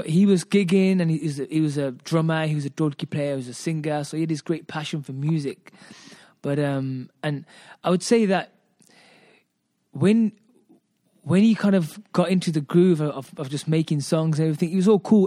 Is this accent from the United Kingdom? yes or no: yes; Birmingham, West Midlands, United Kingdom; also born or lived in Hoshiarpur, Punjab, India; I'm British, um, born and brought up in Britain. Um, I come from the hub, which is Handsworth